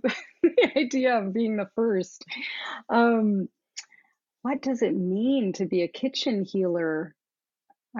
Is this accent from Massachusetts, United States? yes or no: no; Southern Florida, United States; I grew up in Southern Florida